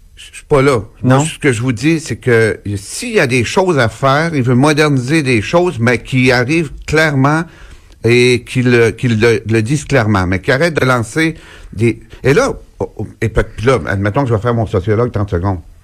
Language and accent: French; Gaspésie, Quebec, Canada; chez nous, en Gaspésie